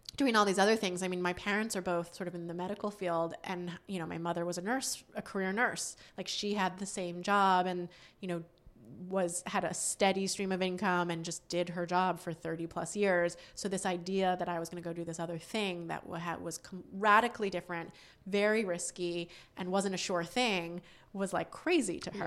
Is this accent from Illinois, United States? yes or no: no; Northampton, Massachusetts, United States; moved away; I grew up in Western Massachusetts, uh, in a town called Northampton